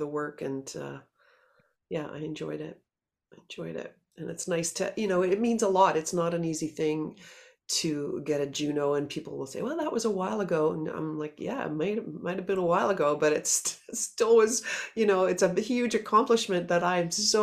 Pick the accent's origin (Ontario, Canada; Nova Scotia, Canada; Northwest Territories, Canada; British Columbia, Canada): Nova Scotia, Canada; Halifax; we're all from Halifax